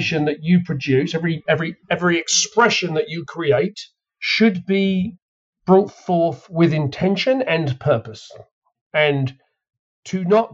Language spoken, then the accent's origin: English; England, United Kingdom; I'm from England